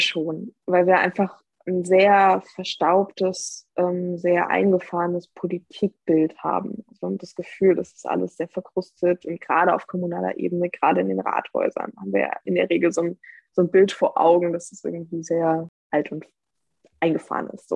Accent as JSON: {"language": "German", "town": "Moringen", "region": "Lower Saxony", "country": "Germany", "tie": "born or raised there", "said": "in meiner ja, Heimatgemeinde"}